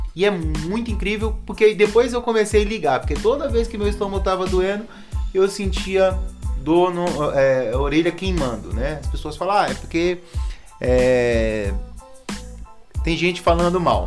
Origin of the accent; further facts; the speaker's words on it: Bahia, Brazil; eu sou baiano